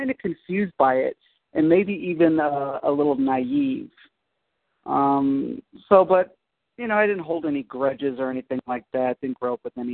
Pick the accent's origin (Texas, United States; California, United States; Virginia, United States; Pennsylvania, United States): California, United States; San Diego; also born or lived in Berkeley, California; I was born in Berkeley, California, but raised pretty much my whole life in San Diego